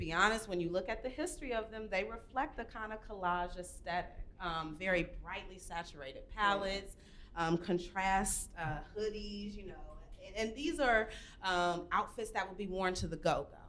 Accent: Washington, District of Columbia, United States; So I'm not a native of DC either. I'm a transplant. Moved here as a young kid, and I grew up around Universal Madness and Sol Beato and Shooters, which are these local urban brands

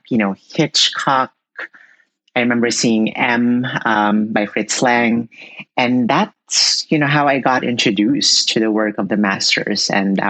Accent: Philippines; I was born and raised in the Philippines

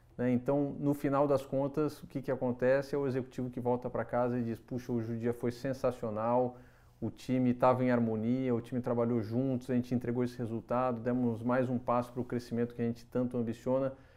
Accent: São José dos Campos, São Paulo, Brazil; Eu nasci, nasci em São José dos Campos

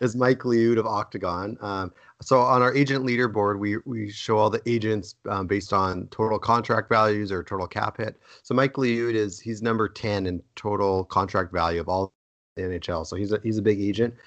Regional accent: Edmonton, Alberta, Canada; huge Oiler fan growing up in Edmonton

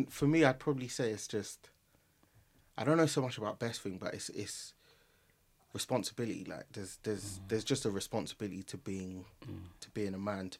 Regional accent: Nigeria; Like, it was, one, like, I'm Nigerian, so I've been to so many weddings.

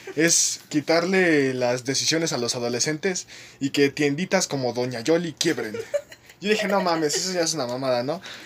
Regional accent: Mexico City, Mexico; Somos del mero centro, Chelangos

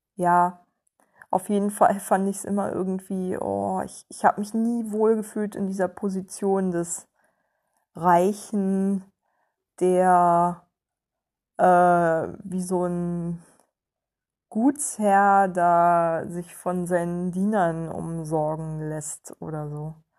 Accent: Germany

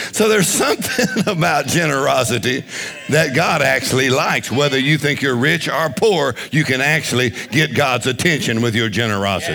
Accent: Louisiana, United States; we're from Louisiana

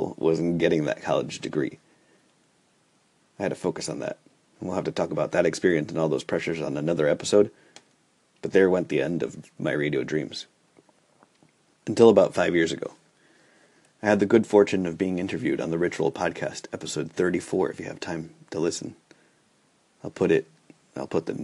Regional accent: New York City, New York, United States; now in Minneapolis, United States; Growing up in New York City

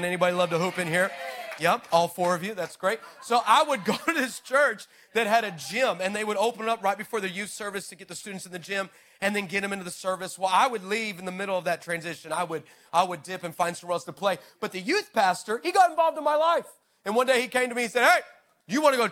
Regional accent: on the US-Mexico border, Texas, United States; moved away; I'm originally from the nation of Texas, all right? And so, yeah. And so I grew up right there on the border of the United States and Mexico.

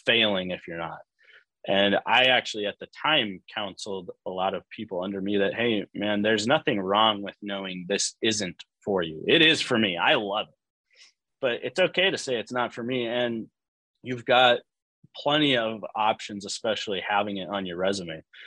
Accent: Pacific Northwest, United States; moved away as an adult; also born or lived in Portland; now in Phoenix, United States; I'm from the Pacific Northwest

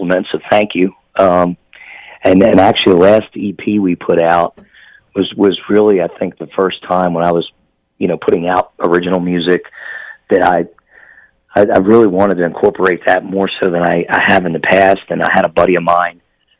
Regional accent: Philadelphia, Pennsylvania, United States; moved away; I'm actually originally from Philadelphia, Pennsylvania

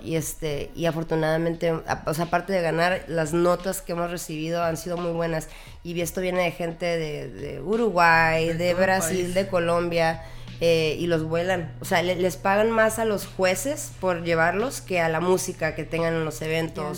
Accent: Tijuana, Baja California, Mexico; yo crecí literalmente en la REU.

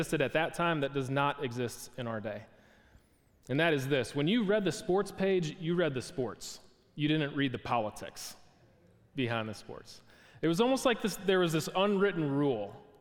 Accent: Milwaukee, Wisconsin, United States; I was a kid growing up in Milwaukee, Wisconsin.

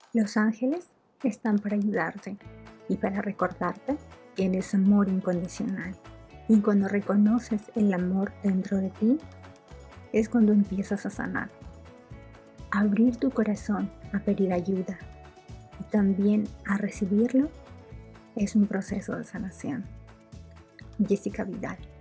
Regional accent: Peru; moved away as an adult; now in Berlin, Germany; yo soy de Perú y ya este año cumplo cinco años en Berlín

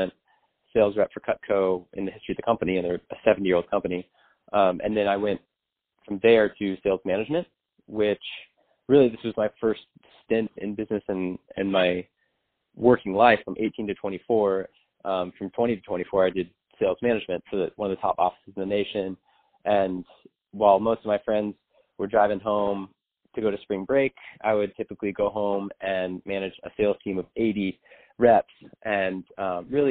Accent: San Diego, California, United States; I grew up in Southern California in San Diego

